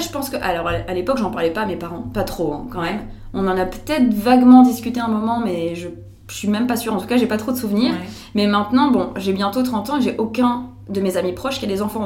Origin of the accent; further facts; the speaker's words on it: France; now in Belgium; je suis française, mais j'habite en Belgique maintenant.